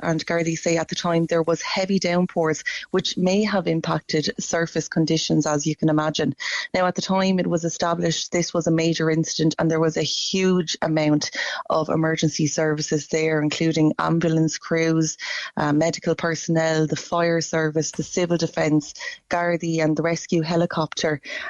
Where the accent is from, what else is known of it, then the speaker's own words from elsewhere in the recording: Mooncoin, County Kilkenny, Ireland; I'm from Mooncoin myself.